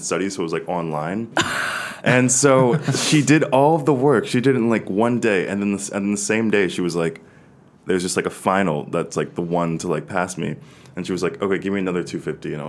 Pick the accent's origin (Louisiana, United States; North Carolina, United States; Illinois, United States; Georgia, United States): Georgia, United States; Atlanta; moved away as an adult; now in Los Angeles, United States; I grew up in Atlanta, so Georgia, down south